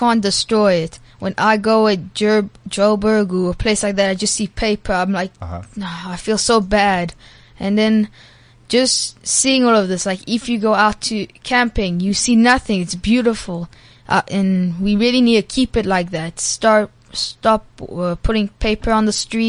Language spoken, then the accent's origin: English; Belgium; now in South Africa; I come from Belgium